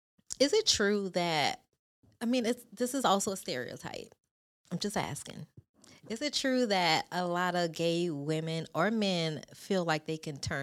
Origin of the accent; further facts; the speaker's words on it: the South, United States; Because we are from the Bible thumping South